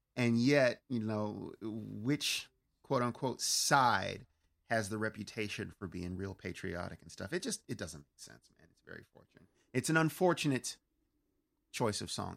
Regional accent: Pittsburgh, Pennsylvania, United States; accent: Pittsburghese; now in California, United States; when I get back home to my hometown of Pittsburgh

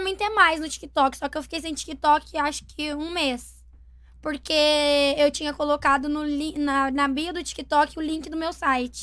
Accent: Brazil; o pessoal lá da minha cidade, lá de Porto de Caldas

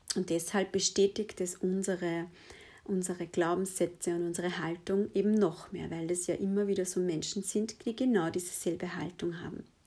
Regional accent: Lower Austria, Austria; ich bin in, ähm, ja, in Niederösterreich aufgewachsen

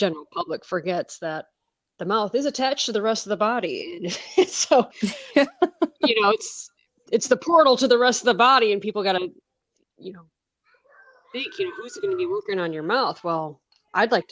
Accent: Michigan, United States; moved away as an adult; now in Oregon, United States; I grew up in Michigan, and that's where I got my schooling

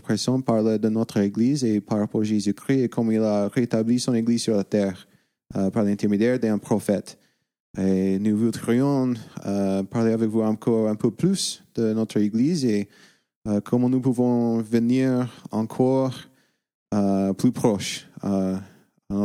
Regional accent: United States; we're white, we're American

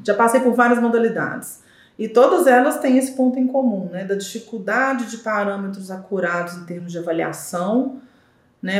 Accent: Belo Horizonte, Minas Gerais, Brazil; also born or lived in Diamantina; sou nascida e criada aqui em Belo Horizonte

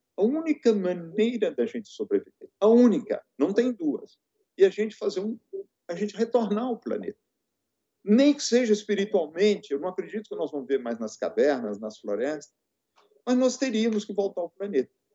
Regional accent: Rio Doce Valley, Minas Gerais, Brazil; eu sou do Vale do Rio Doce.

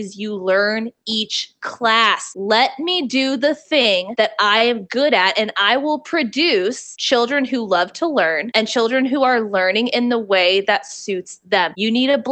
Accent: the South, United States; I'm from the South.

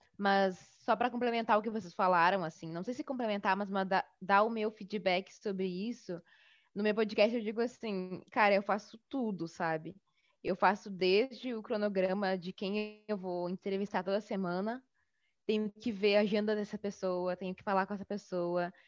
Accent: Bagé, Rio Grande do Sul, Brazil; now in Porto Alegre, Brazil; criei o Baguris aqui em Porto Alegre, mas eu sou do sul do Rio Grande do Sul, sou de Bagé, no interior, né, aqui do Rio Grande do Sul.

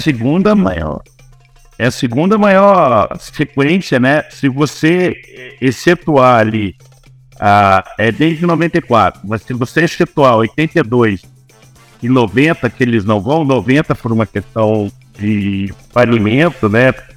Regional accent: Brazil; nós somos brasileiros

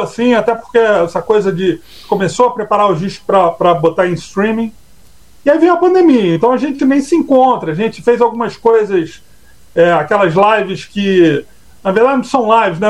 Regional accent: Brazil; a gente é brasileiro

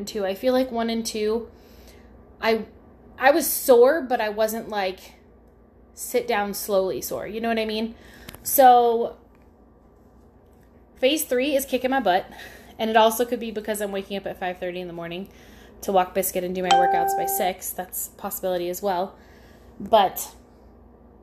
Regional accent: Pacifica, California, United States; moved away; My hometown's called Pacifica

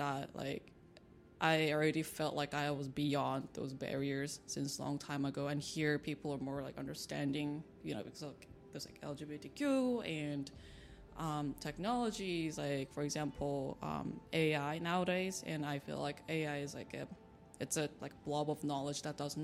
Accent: China; also born or lived in Seoul, South Korea; Like I was born in Korea, Seoul, but I grew up in China, and then like some time, like when I was like teenager, I moved back to Korea for a little bit, came back to China again

